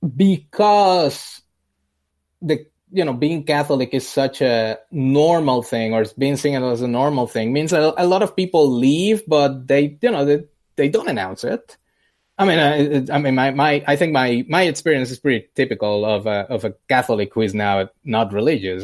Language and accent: English; Puerto Rico; moved away as an adult; now in United States; I grew up in Puerto Rico. Uh, I was born there, uh, and lived there until, un-, until I finished college